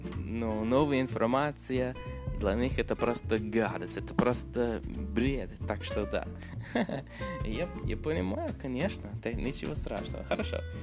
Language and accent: Russian; Canada; first language English; Russian is a second language; английский это мой родной язык, но я из Канады